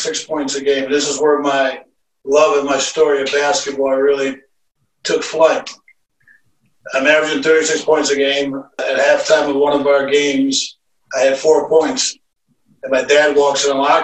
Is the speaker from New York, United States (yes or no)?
yes; Utica, New York, United States; moved away as an adult; also born or lived in England; now in Delray Beach, United States; I'm actually originally from Utica, New York. Born and raised there